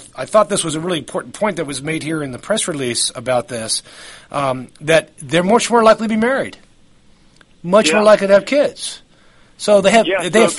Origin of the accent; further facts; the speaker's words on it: New York, United States; I'm actually from New York, and I grew up in the New York of the 1960s and 1970s